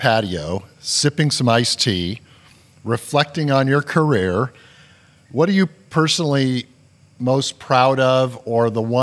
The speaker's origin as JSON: {"language": "English", "region": "Southern California", "country": "United States", "tie": "born or raised there", "said": "I grew up in Southern California listening to Vin"}